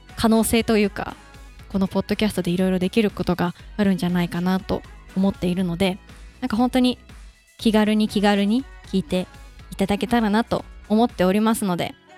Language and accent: Japanese; Mie, Japan; accent: Kansai dialect; 私あの三重県出身で関西弁で喋ってる